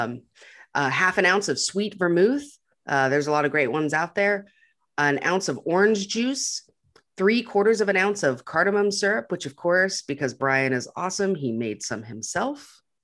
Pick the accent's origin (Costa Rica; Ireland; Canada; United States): United States; Montana; moved away; I came from up north, like I'm from Montana where there's grizzly bears